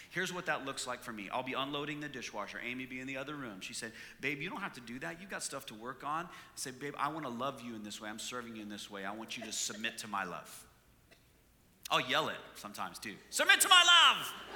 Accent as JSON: {"language": "English", "country": "Canada", "moved": "yes", "said": "I'm from Canada"}